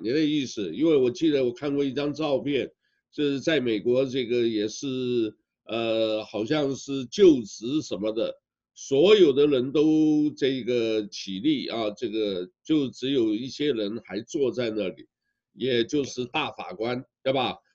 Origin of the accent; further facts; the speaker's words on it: Taiwan; 我呢是台湾出生长大的，虽然呢我老家在湖南